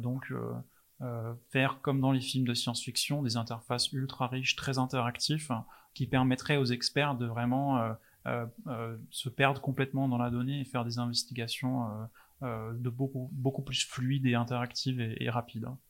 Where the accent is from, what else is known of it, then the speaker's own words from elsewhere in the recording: England, United Kingdom; French is a second language; now in Rennes, France; je suis anglais